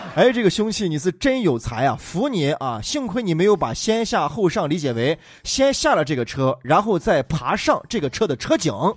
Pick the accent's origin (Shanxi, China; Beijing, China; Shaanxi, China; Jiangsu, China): Shaanxi, China; Xi'an; 我们虽然是西安长大的，但是我们不是在西安的大雁塔广场长大的，也不是在钟楼那个尖尖顶顶长大的，也不是在石棉瓦上长大的